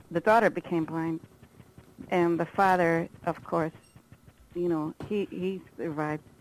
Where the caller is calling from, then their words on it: Milwaukee, Wisconsin, United States; I'm from Milwaukee, Wisconsin.